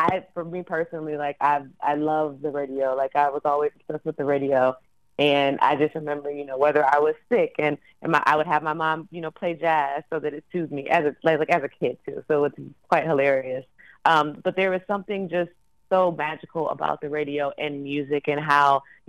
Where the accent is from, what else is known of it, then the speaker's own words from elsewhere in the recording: Detroit, Michigan, United States; I grew up in the Detroit metro area.